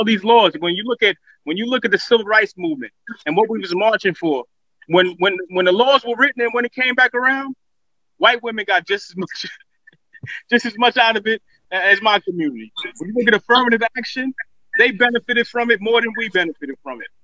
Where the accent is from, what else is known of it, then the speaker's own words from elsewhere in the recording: New York City, New York, United States; As a child growing up, I'm from Crown Heights.